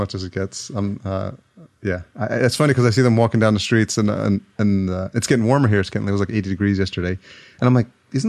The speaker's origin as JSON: {"language": "English", "town": "New York City", "region": "New York", "country": "United States", "tie": "born or raised there", "said": "I grew up in New York, so I literally grew up around the time that house music started"}